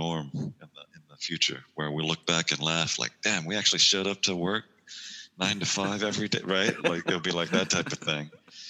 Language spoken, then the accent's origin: English; New York, United States; New York. So, lived there for 18 years, and yeah, man, I feel like, you know, when I think of New York, I'm a New Yorker at heart, you know. So it'll always be my home.